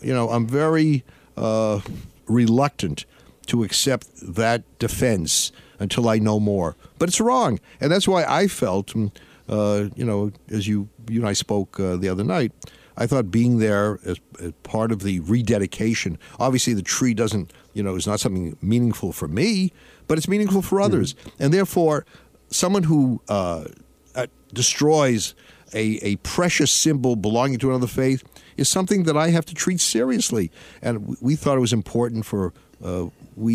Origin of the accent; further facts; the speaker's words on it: Massachusetts, United States; I grew up in Massachusetts